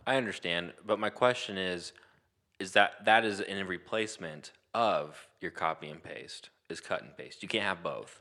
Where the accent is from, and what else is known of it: Muncie, Indiana, United States; born or raised there